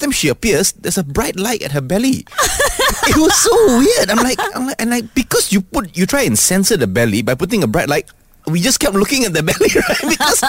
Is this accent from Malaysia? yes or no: yes; Malaysia